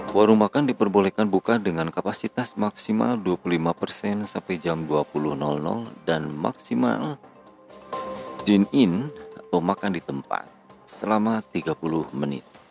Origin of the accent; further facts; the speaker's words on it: West Java, Indonesia; Sebagai warga Jawa Barat